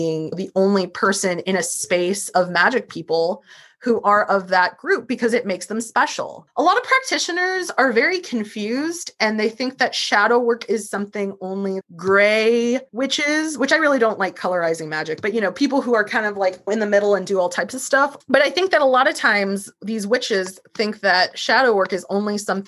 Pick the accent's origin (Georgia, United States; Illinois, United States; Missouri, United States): Missouri, United States; St. Louis; I'm from St. Louis and Ferguson is not that far from me